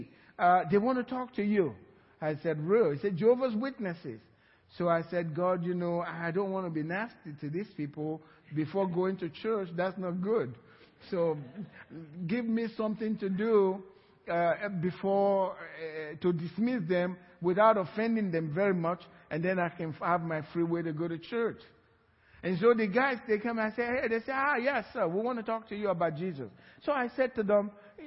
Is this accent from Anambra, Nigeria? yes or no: no; Sapele, Delta, Nigeria; now in Cypress, United States; my village where I grew up in Sapela